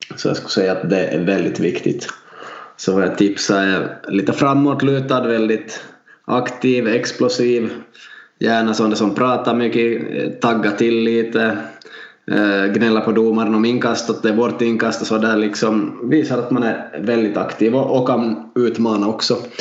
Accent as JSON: {"language": "Swedish", "town": "Vaasa", "region": "Ostrobothnia", "country": "Finland", "said": "Vi är två lärare från Vasa"}